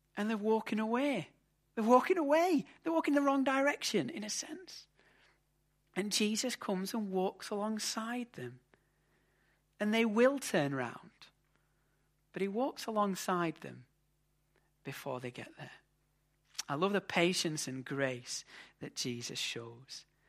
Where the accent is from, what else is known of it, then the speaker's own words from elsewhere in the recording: England, United Kingdom; As an Englishman